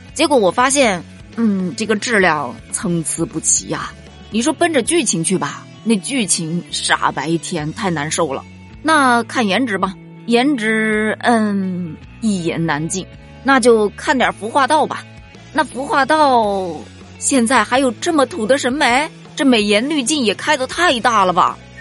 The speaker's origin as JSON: {"language": "Chinese", "area": "area of Chu opera", "region": "Hubei", "country": "China", "said": "它是用的咱们地方的方言"}